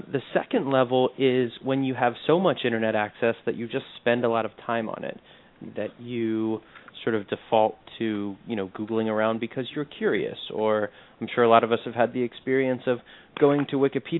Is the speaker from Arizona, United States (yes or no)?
no; Charlottesville, Virginia, United States; My hometown of Charlottesville, Virginia